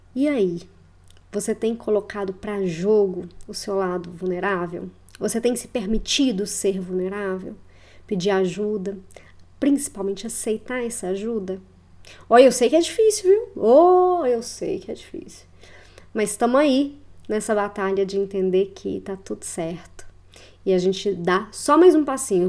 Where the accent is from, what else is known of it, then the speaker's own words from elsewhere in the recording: Belo Horizonte, Minas Gerais, Brazil; moved away as an adult; also born or lived in Curitiba, Paraná; eu sou natural de Belo Horizonte e retornei a BH nesta última semana